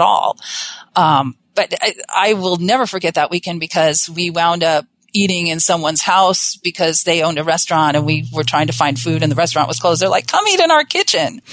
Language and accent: English; Southern California, United States; I'm originally from Southern California